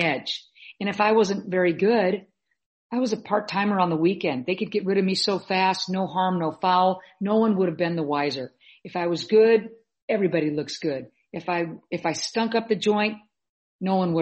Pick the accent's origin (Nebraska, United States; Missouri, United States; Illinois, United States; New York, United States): Nebraska, United States; Omaha; I was born and raised in Omaha, Nebraska